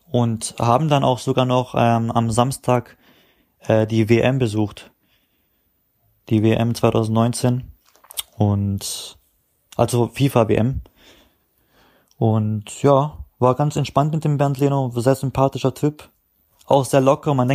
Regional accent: Baden-Württemberg, Germany; weil ich halt ein guter Spieler bin aus Baden-Württemberg

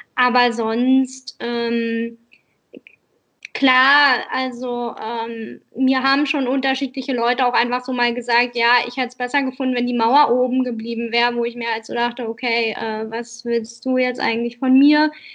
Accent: Oranienburg, Brandenburg, Germany; moved away as an adult; also born or lived in Frankfurt (Oder) / Berlin; now in Saarbrücken, Germany; ich bin in Oranienburg groß geworden

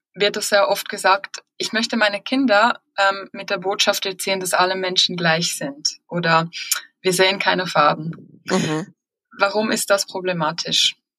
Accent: Switzerland; bei uns in der Schweiz

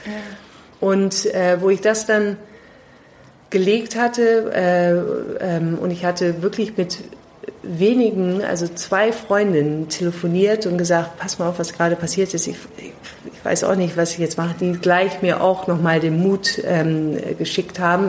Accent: London, United Kingdom; also born or lived in Pakistan / New York / Delhi / Singapore; now in Germany; Ich bin auch in Pakistan geboren und äh, in London aufgewachsen

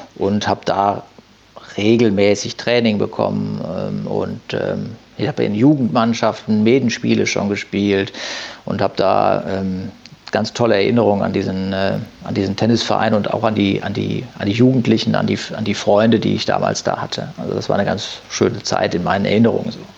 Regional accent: Düsseldorf, North Rhine-Westphalia, Germany; now in Haan, Germany; gebürtig bin ich Düsseldorfer. Ähm, genau, und bin mit meiner Familie dann nach Hahn rausgezogen

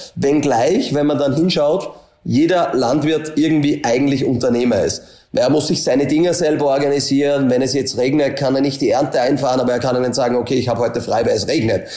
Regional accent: a small village near Linz, Upper Austria, Austria; Ich komme aus Österreich. Ähm, dann ist eh schon immer relativ, äh, schwierig, Details zu erklären. Also Linz ist immer zwischen Salzburg und Wien, kennt nicht jeder, ist so eine Stadt mit zweihunderttausend Einwohner. Bin aber eigentlich von einem kleinen Dorf, von am Bauernhof, dort aufgewachsen

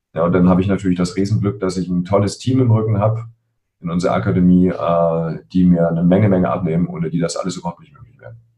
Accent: Berlin, Germany; ich bin in Spandau aufgewachsen, hier in Berlin

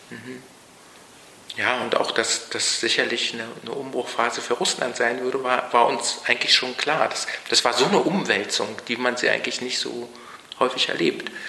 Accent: East Germany, Germany; ich bin in der DDR anders groß geworden als die meisten, die um mich herum waren. Es hängt aber mit meiner Familie zusammen weil meine Familie in dem Sinne keine typisch ostdeutsche Familie ist.

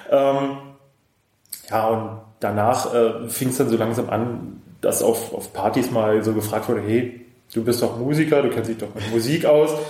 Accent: Cottbus, Brandenburg, Germany; ich komme aus Cottbus. Ich bin 32 Jahre alt

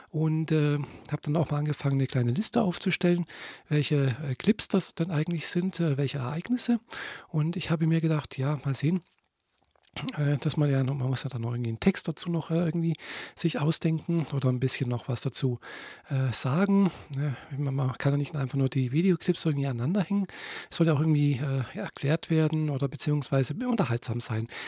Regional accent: Friedrichshafen, Baden-Württemberg, Germany; ich komme nicht aus Leipzig, nein, ich bin in Friedrichshafen geboren und aufgewachsen.

